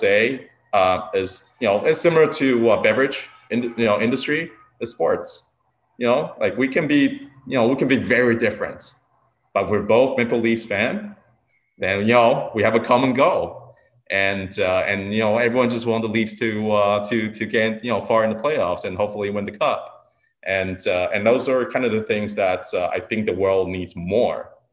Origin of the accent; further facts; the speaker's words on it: Taiwan; also born or lived in Niagara, Ontario, Canada; now in Niagara-on-the-Lake, Canada; I was born in Taiwan, so I'm Taiwanese Canadian